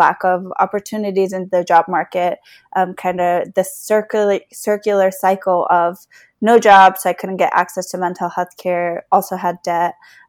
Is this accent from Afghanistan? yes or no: yes; Afghanistan; also born or lived in Beaverton, United States; now in Virginia, United States; I'm a refugee from Afghanistan, and my family was resettled in Beaverton, Oregon. And we moved to Northern Virginia in 2006